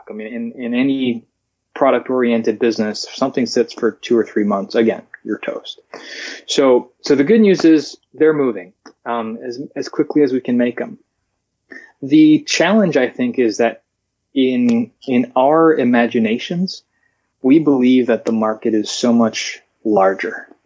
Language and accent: English; Alaska, United States; born there; I forward to my my friends in in Alaska. I was born in Alaska saying